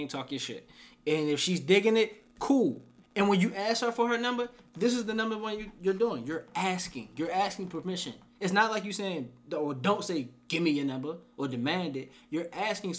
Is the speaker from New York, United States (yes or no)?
no; Baltimore, Maryland, United States; I'm from Baltimore